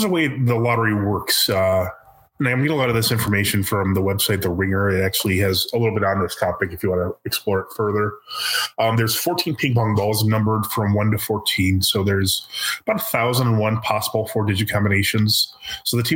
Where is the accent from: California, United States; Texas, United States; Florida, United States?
Texas, United States; we're from Texas